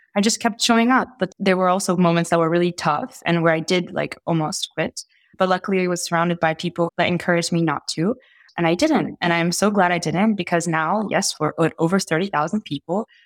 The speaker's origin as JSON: {"language": "English", "country": "Italy", "tie": "born or raised there", "also_born_or_lived": "Egypt / Oxford / Geneva", "moved": "yes", "said": "I grew up in Italy. I'm Egyptian Italian. I spent most of my childhood in Italy"}